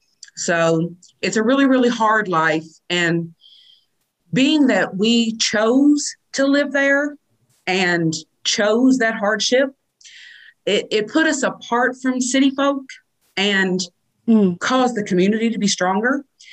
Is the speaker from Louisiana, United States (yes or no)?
no; Eastern Kentucky, United States; My family comes from Eastern Kentucky. We come from Harrison County, Fayette County, Mount Sterling, really the foothills of the mountains, but we still subscribe to their way of life.